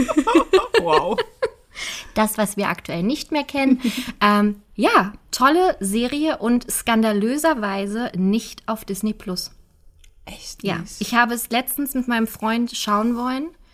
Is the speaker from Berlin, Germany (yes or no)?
yes; Berlin, Germany; als Berliner